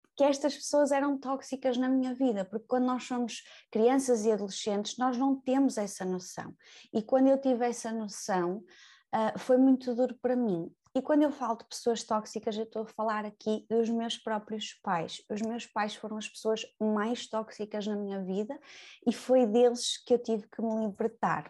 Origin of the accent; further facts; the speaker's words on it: Braga, Norte, Portugal; moved away as an adult; now in Lisbon, Portugal; eu sou natural de Braga, eu venho para Lisboa e venho sozinha.